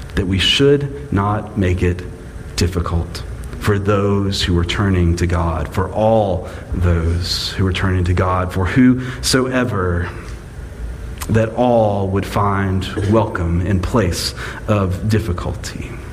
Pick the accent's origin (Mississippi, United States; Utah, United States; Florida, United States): Mississippi, United States; I was born in Mississippi. My mama's family is from Mississippi. My daddy's family is from Mississippi.